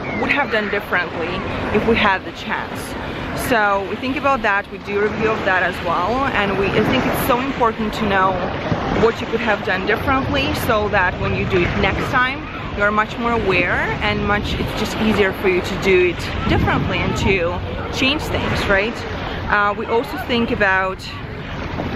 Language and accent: English; Ukraine; English is a second language; moved away; a girl who was born in Eastern Europe. I come from Ukraine. I was just an immigrant girl who didn't speak the language.